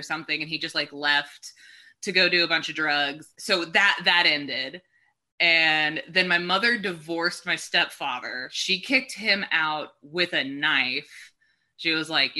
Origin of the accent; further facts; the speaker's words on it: Texas, United States; also born or lived in Hawaii; I grew up in Texas